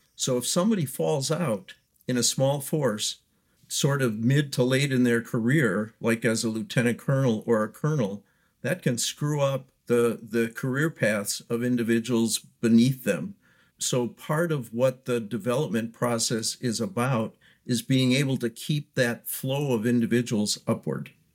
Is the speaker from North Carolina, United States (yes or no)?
no; Wisconsin, United States; moved away; I'm from Wisconsin originally